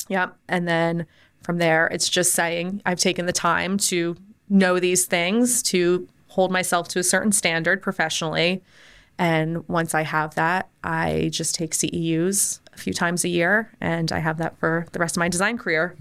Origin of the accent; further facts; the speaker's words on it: United States; moved away as an adult; now in Orlando, United States; I grew up right outside New York